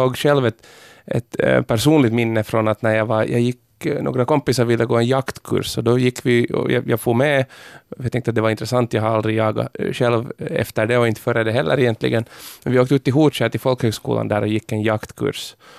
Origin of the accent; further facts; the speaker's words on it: Pargas, Southwest Finland, Finland; jag är ju från Pargas, eh, alltså Malmen